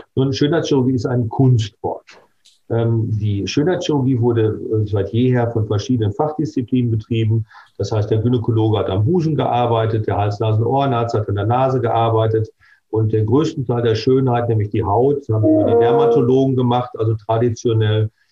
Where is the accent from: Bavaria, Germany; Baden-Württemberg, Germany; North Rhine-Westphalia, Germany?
North Rhine-Westphalia, Germany; Bochum; hier in meiner Heimatstadt Bochum